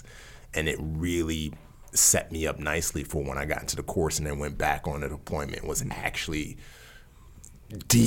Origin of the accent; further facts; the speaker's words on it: New York City, New York, United States; also born or lived in Nigeria; I'm a kid from the Bronx